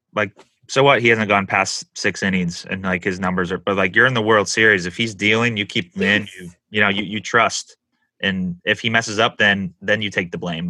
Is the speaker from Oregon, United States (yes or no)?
no; San Diego, California, United States; also born or lived in Los Angeles; I've I lived in San Diego most of my life